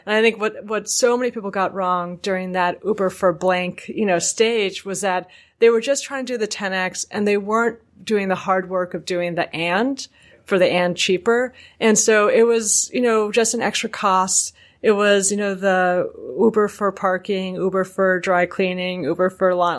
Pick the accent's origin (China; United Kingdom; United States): United States; New York; me as a New Yorker